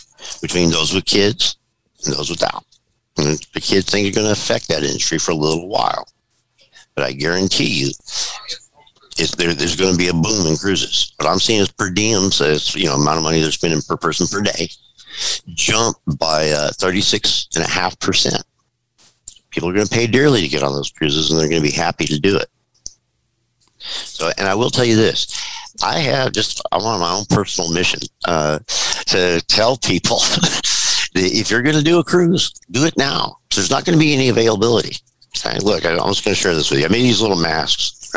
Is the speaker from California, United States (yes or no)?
yes; California, United States; I'm born and raised in California